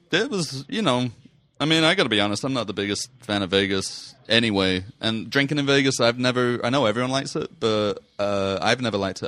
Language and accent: English; England, United Kingdom; now in United States; I'm from England. We have none of this kind of nature there.